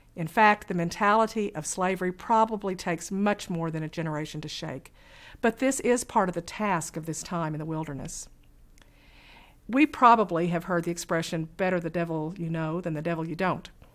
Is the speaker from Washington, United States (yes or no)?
no; Fort Smith, Arkansas, United States; I grew up in Western Arkansas, where Camp Chaffey, just outside of our town